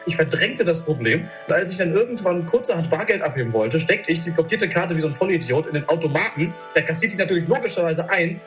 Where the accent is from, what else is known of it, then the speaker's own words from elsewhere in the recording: Germany; moved away as an adult; now in Thessaloniki, Greece; du als Deutscher